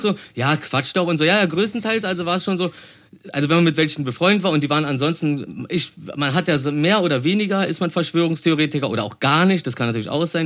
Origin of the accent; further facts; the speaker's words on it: Berlin, Germany; ich komme aus dem Märkischen Viertel